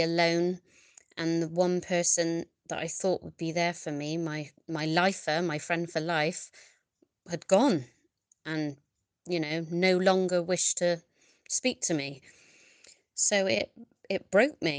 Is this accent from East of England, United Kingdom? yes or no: no; Bristol, South West England, United Kingdom; I'm from Bristol.